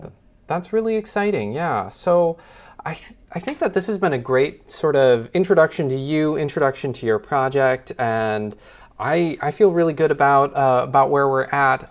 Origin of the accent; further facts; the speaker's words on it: Midwest, United States; being a sort of Midwest boy myself